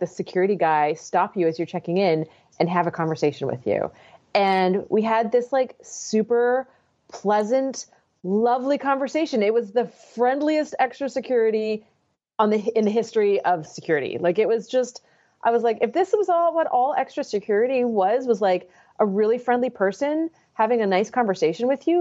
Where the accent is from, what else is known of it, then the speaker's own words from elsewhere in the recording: Victoria, British Columbia, Canada; moved away; I grew up in Victoria, British Columbia